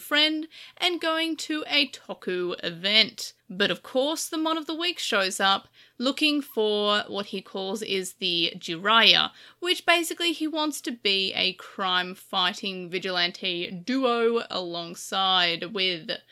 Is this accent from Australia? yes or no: yes; Australia; I am Australian